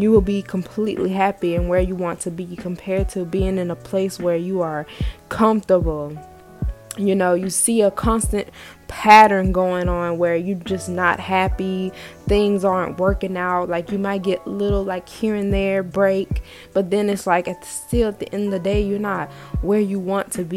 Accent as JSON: {"language": "English", "region": "the South", "country": "United States", "tie": "born or raised there", "said": "growing up in the South"}